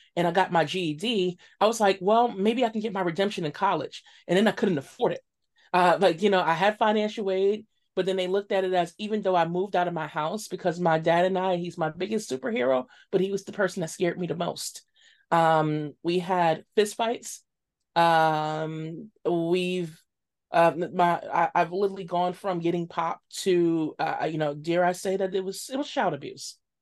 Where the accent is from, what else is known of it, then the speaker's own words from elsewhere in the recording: New York City, New York, United States; growing up in Bed-Stuy, Crown Heights, East New York, and all these areas in Brooklyn